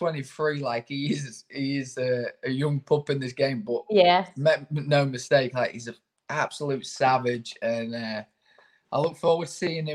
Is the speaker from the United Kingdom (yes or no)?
yes; Grimsby, Yorkshire and the Humber, United Kingdom; also born or lived in Cleethorpes; I am a proper Grimbarian. I absolutely love where I'm from